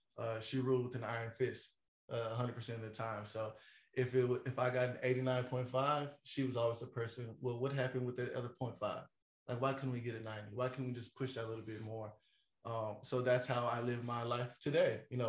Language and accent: English; the South, United States; I'm from the South, so the temperature can get a little hot up there.